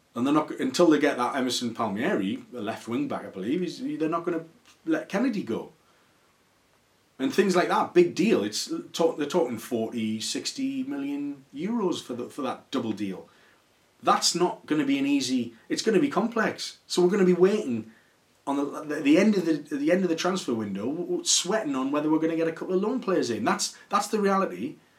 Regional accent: Newcastle upon Tyne, North East England, United Kingdom; I'm a Geordie and I love the region, I love the city, and it's really important to me.

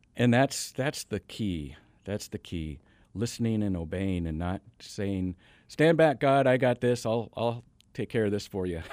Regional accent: Washington, United States; moved away; also born or lived in Tacoma, Washington; I grew up in the Northwest, up in Washington State.

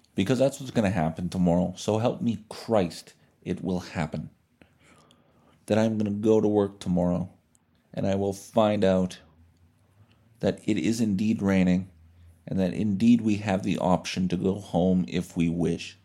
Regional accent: Canada

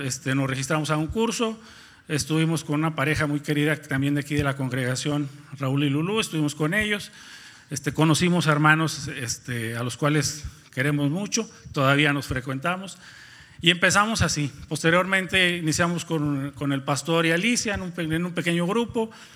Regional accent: Nuevo León, Mexico; moved away as an adult; now in Ciudad Victoria, Mexico; somos de Nuevo León, particularmente yo soy de un pueblo, bueno, antes era un pueblo, ahora es una pequeña ciudad que está ubicada a 30 minutos de Monterrey

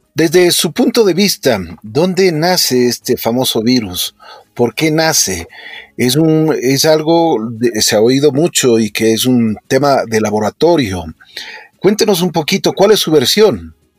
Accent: Ecuador; nosotros eh, como ecuatorianos

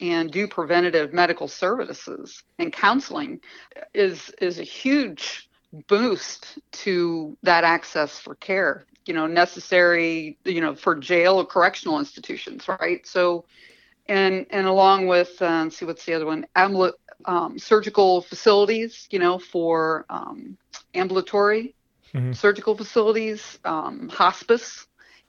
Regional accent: Eastern Kentucky, United States; I grew up in Eastern Kentucky

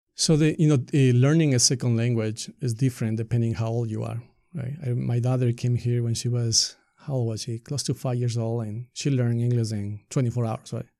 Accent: Ecuador; English is a second language; moved away as an adult; now in Marin County, United States; I grew up in Ecuador

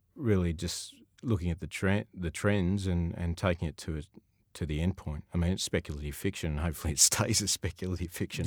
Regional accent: Sydney, New South Wales, Australia; I grew up in Sutherland Shire

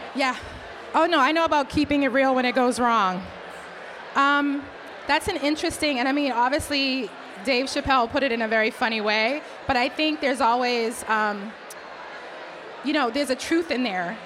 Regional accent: Boston, Massachusetts, United States; accent: Boston; the only code switching I ever I've ever done is to try to hide my Boston accent because when I get upset, I drop all the R's

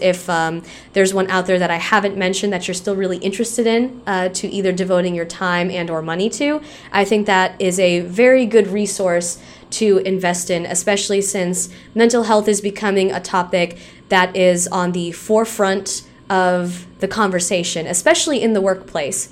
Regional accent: Tennessee, United States; I live in Tennessee, I've grown up in Tennessee

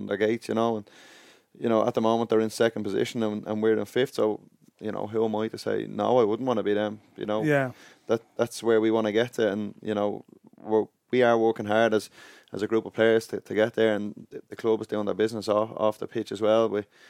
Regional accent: Dublin, Leinster, Ireland; I grew up in Inchicore, you know, up in CIE work

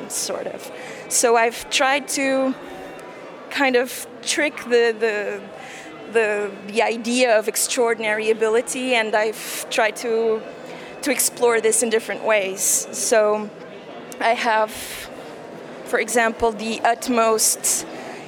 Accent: Portugal; I was born in Portugal and I grew up in Portugal, yet I was the daughter of a German mother

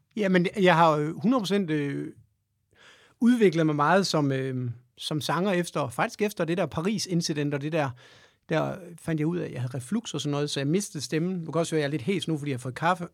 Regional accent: Aarhus, Central Denmark Region, Denmark; jeg kommer fra Aarhus jo, i Høj

